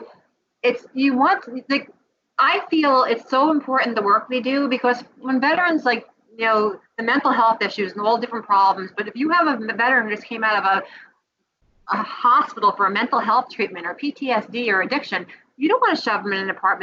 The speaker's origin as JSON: {"language": "English", "town": "New York City", "region": "New York", "country": "United States", "tie": "born or raised there", "said": "I was born in the Bronx"}